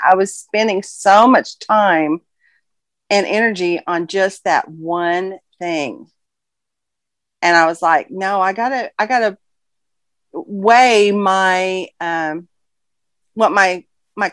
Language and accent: English; Fayetteville, Arkansas, United States; I'm from Fayetteville, Arkansas